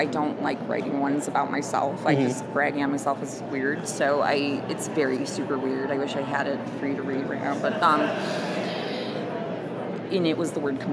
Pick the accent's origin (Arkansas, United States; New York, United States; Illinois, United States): Illinois, United States; Palatine; I live in the Chicagoland area. It's a suburb of Chicago, Palatine. But I've lived there pretty much all my life.